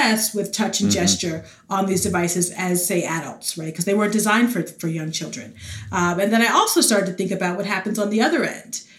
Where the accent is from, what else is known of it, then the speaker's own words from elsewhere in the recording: New York City, New York, United States; moved away; also born or lived in North Carolina / Dallas-Fort Worth, Texas; I grew up in the Bronx, New York.